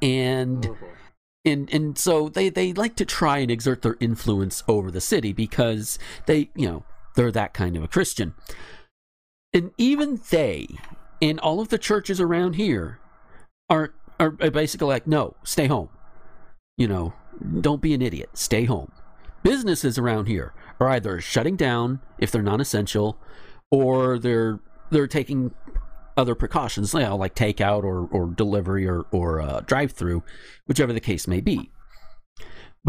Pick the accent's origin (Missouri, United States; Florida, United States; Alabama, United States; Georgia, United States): Florida, United States; Graceville; my hometown